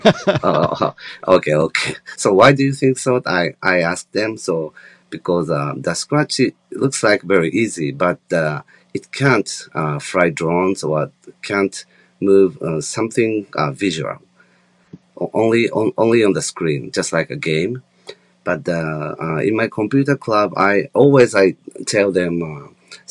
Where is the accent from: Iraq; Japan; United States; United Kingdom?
Japan; So in Japan and in my hometown